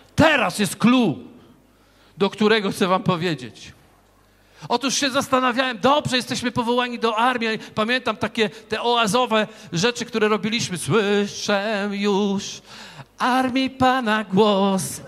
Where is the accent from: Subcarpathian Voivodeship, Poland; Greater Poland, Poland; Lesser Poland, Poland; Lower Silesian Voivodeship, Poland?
Lower Silesian Voivodeship, Poland; Wrocław; ja z Wrocławia